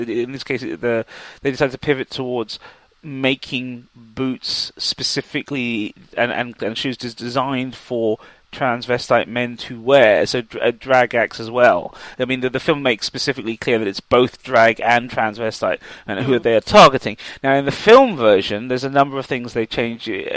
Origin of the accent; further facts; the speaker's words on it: England, United Kingdom; growing up in England